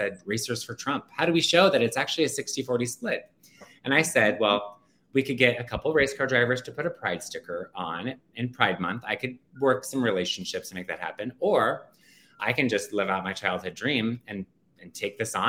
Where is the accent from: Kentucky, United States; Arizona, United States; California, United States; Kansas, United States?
Arizona, United States; Phoenix; now in New York City, United States; I was born and raised in Phoenix, Arizona